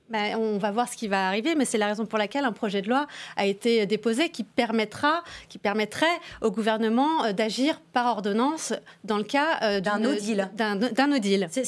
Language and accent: French; France; nous, en tant que Français